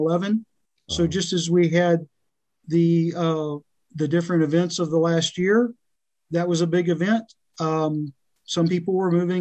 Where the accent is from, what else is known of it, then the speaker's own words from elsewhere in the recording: South Louisiana, United States; also born or lived in Austin, Texas / Arkansas; now in Hot Springs Village, United States; I was born in Texas, raised in South Louisiana